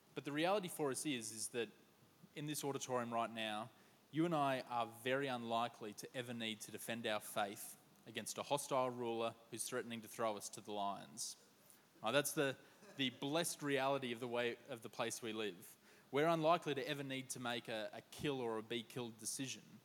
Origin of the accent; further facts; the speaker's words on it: Queensland, Australia; now in Sydney, Australia; As a Queenslander